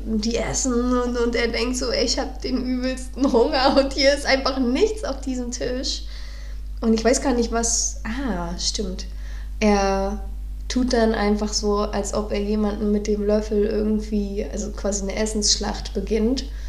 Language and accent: German; Neubrandenburg, Mecklenburg-Vorpommern, Germany; moved away as an adult; now in Berlin, Germany; ich wurde in Neubrandenburg geboren